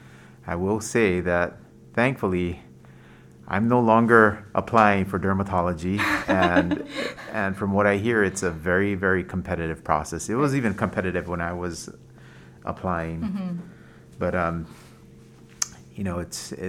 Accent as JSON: {"language": "English", "town": "Waialua", "region": "Hawaii", "country": "United States", "also_born_or_lived": "Boston", "lives_now": "Honolulu, United States", "said": "I'm from Waialua, out in the North Shore."}